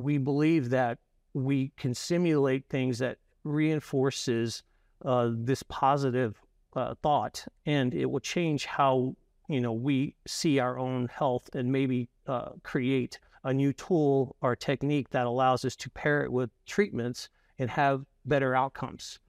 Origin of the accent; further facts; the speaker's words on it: Louisiana, United States; I'm from Louisiana and a lot of our people that we are part of our company are as well.